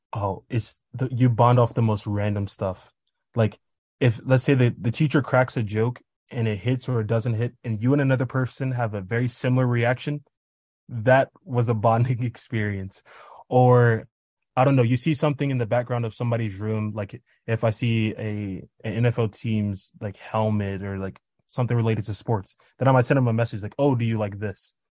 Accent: Kansas, United States; now in Tanzania; I'm from Kansas, but I currently live in Tanzania

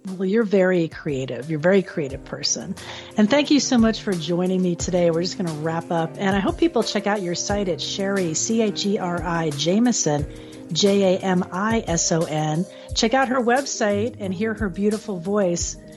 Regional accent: Florida, United States; my home state of Florida

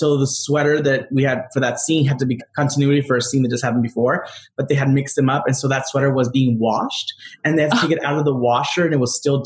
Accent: Rosemead, California, United States; I grew up in Rosemead

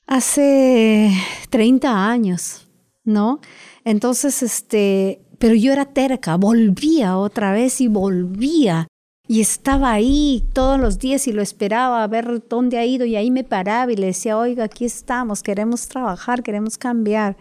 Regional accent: Moyobamba, San Martín, Peru; moved away as an adult; now in Lima, Peru; Nací en la selva de Perú, por lo cual soy una privilegiada. Y estudié hasta terminar la secundaria en, Moyobamba, que es mi pueblo

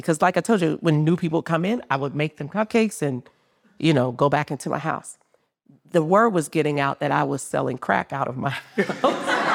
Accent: New Orleans, Louisiana, United States; moved away as an adult; now in Nashville, United States; I'm from New Orleans

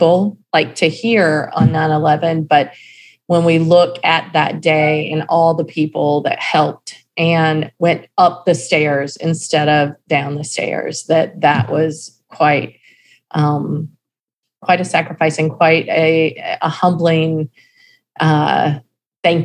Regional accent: North Carolina, United States; I'm from North Carolina

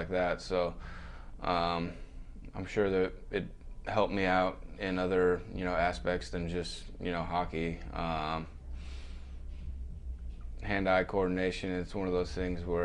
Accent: Minnesota, United States; Growing up in Minnesota

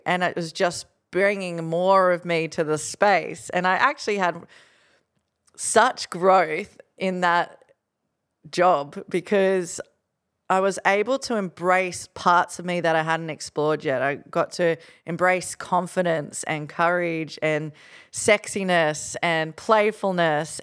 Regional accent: Gold Coast, Queensland, Australia; Growing up on the Gold Coast, you know, my best friend was being fed cocaine by my friend's dad.

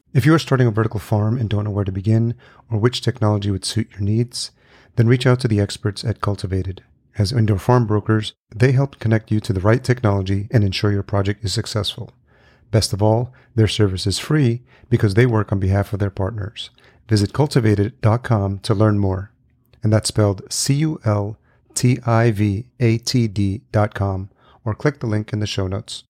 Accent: Yonkers, New York, United States; now in Minneapolis, United States; I grew up in New York. I grew up just outside in Yonkers. I live in Minneapolis now

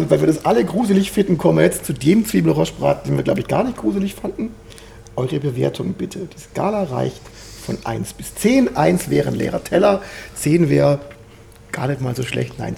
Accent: Swabia, Baden-Württemberg, Germany; obwohl ich ja gebürtiger Schwabe bin

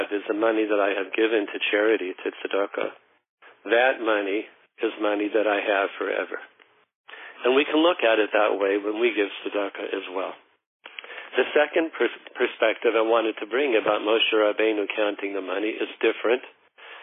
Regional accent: Denver, Colorado, United States; I'm from Colorado

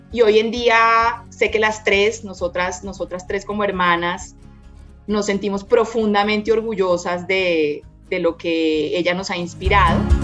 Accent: Bogotá, Colombia; also born or lived in Santander; total influencia de la cultura santanderiana, pero soy pues bogotana en, mi corazón realmente, porque he vivido la gran parte de, mi vida aquí en Bogotá.

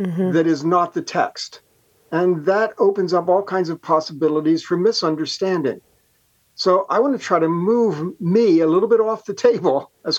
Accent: United States; As an American

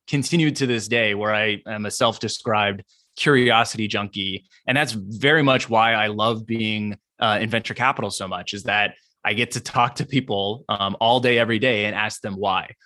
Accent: San Diego, California, United States; I grew up in Southern California, specifically the San Diego area

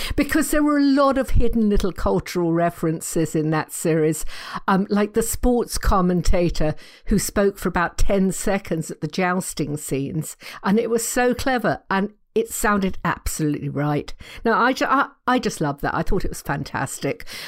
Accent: England, United Kingdom; I'm English

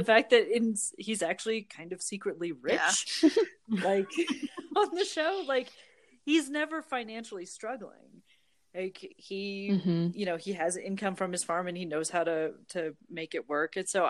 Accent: Nebraska, United States; moved away; I grew up with a family farm. I didn't grow up on the farm, but I'm from Nebraska originally, where you have a lot of agriculture families.

